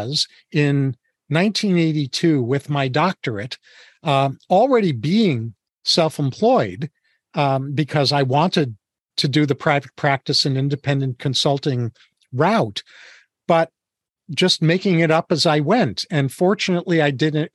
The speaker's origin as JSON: {"language": "English", "region": "New York", "country": "United States", "tie": "born or raised there", "said": "I was born and raised in New York, as were my parents"}